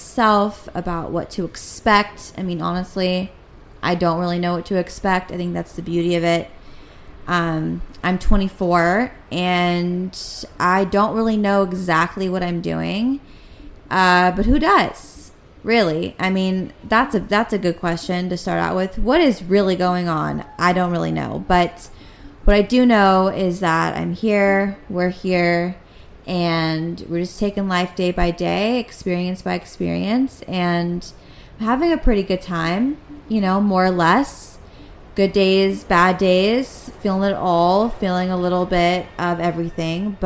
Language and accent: English; Los Angeles, California, United States; I'm born and raised in Los Angeles